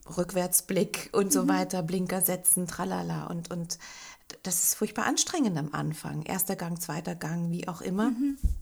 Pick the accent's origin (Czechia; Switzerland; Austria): Austria; Linz, Upper Austria; moved away; also born or lived in Bogen; wieder in meine Heimatstadt nach Linz zu ziehen